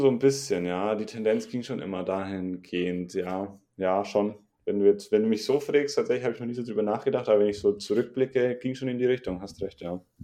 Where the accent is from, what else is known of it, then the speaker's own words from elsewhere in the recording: Regensburg, Bavaria, Germany; Ich komme aus Regensburg